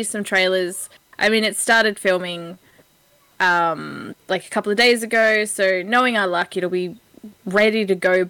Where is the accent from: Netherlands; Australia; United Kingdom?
Australia; we're Australian.